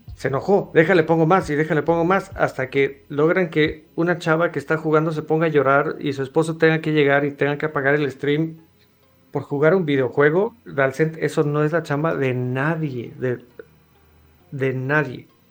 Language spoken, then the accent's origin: Spanish; Mexico; soy mexicano